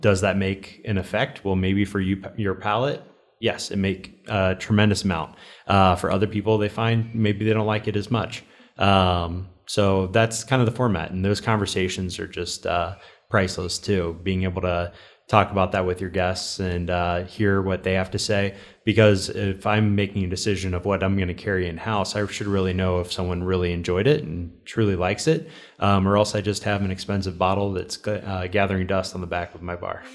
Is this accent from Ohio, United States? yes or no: yes; Cincinnati, Ohio, United States; also born or lived in Fort Mitchell, Kentucky; I'm from Cincinnati